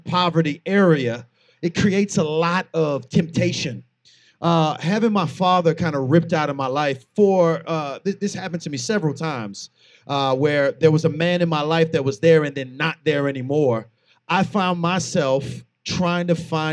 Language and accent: English; St. Petersburg, Florida, United States; also born or lived in Air Force base / Lutz, Florida; I am from St. Petersburg